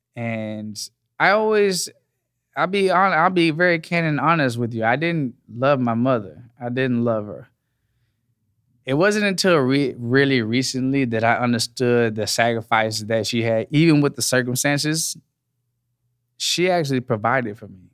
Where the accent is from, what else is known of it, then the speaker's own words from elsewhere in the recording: Dallas, Texas, United States; I'm from Texas. I'm from Dallas, Texas, born and raised